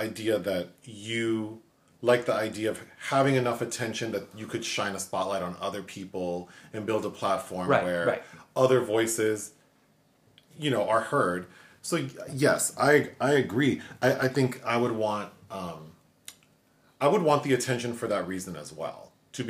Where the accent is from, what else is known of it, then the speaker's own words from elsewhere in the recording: Los Angeles, California, United States; growing up in Los Angeles, living here now